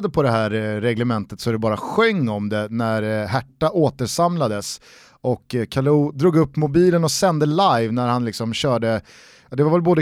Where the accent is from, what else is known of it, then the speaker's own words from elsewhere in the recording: Sweden; Vi är svenskar.